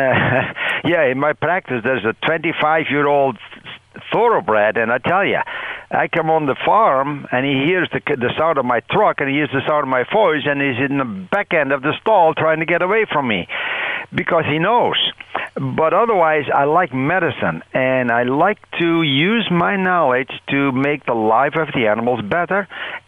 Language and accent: English; Netherlands; now in Michigan, United States; I was born and raised in the Netherlands and on a dairy farm, the youngest of six children